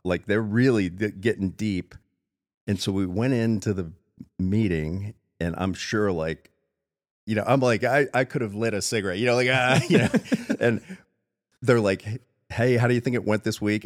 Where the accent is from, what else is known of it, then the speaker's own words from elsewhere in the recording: South Florida, United States; now in Spokane, United States; I'm from South Florida